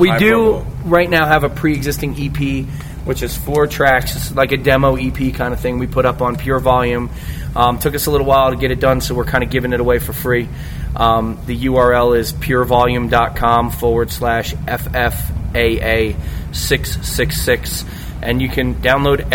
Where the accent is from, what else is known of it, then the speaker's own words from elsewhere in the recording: New Jersey, United States; we're from New Jersey